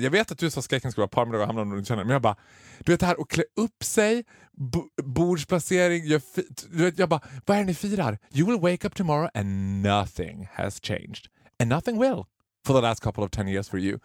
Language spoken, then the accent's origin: Swedish; Sweden; vi var från Sverige